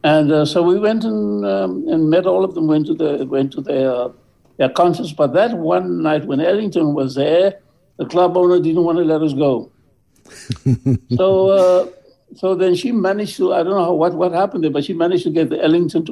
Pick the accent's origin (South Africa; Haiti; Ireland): South Africa; moved away as an adult; also born or lived in New York; I come from South Africa